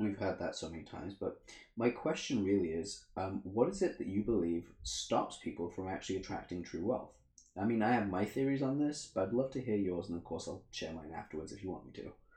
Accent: England, United Kingdom; also born or lived in Africa; I grew up in Africa for the first four years, and then I moved to England, where I've lived here for twenty five years ish.

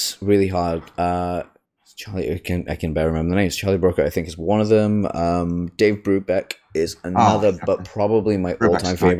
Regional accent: Leicester, East Midlands, United Kingdom; But I'm from the East Midlands, so.

